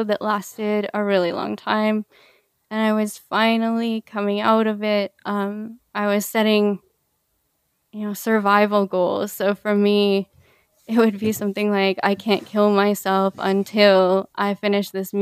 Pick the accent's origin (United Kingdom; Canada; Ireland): Canada; also born or lived in Peru; I grew up in Canada